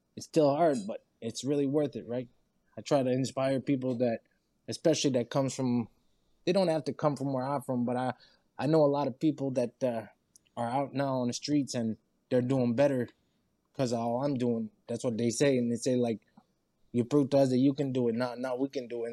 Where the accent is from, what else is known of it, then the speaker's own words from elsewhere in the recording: Saint-Léonard, New Brunswick, Canada; I'm from New Brunswick. I was in a small town. I'm from St. Leonard, so St. Leonard.